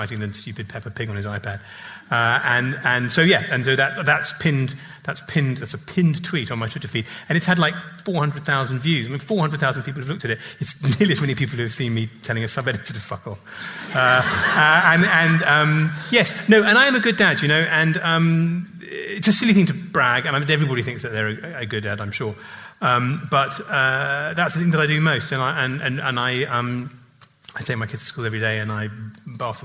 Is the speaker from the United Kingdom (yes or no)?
yes; England, United Kingdom; as an English person